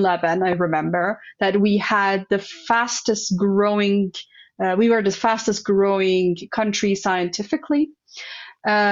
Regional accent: Isfahan, Iran; Isfahan, where I come from.

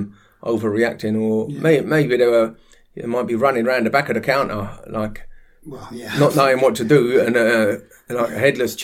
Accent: London, United Kingdom; growing up in Harlesden, North West London, where I was brought up

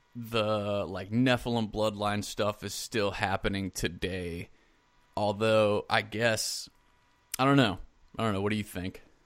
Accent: South Carolina, United States; I grew up in South Carolina

